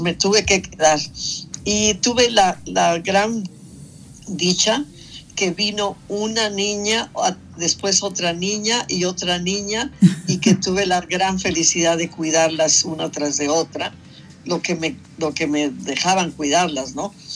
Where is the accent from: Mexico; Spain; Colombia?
Mexico; Mexico City; moved away as an adult; also born or lived in San Cristóbal de las Casas, Chiapas; yo nací en eh, la ciudad de San Cristóbal de las Casas, Chiapas, ¿ves? Y crecí en la Ciudad de México